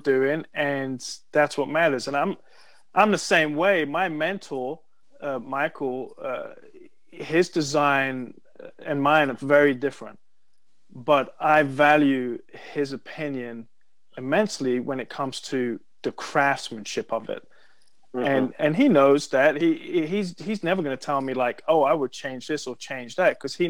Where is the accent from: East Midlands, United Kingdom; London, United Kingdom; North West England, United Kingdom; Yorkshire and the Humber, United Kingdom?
London, United Kingdom; I'm from London.